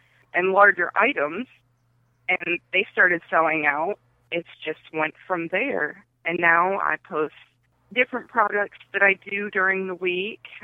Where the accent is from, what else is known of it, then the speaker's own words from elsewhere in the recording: Beloit, Wisconsin, United States; also born or lived in Rockford, Illinois; I was born in Rockford, and I was raised on the east side of Beloit.